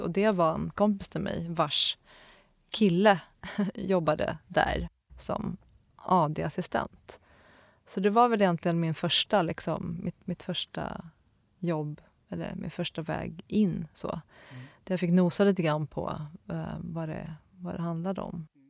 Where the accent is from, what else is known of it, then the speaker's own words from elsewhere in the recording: Stockholm, Stockholm County, Sweden; also born or lived in Linköping; sen flyttade vi till Stockholm och då till, eh, till Akalla där jag är uppvuxen